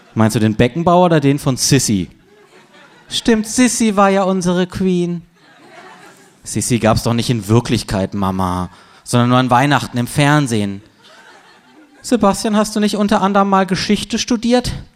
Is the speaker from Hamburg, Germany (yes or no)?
no; Freiburg, Baden-Württemberg, Germany; moved away; aus meiner Heimatstadt Freiburg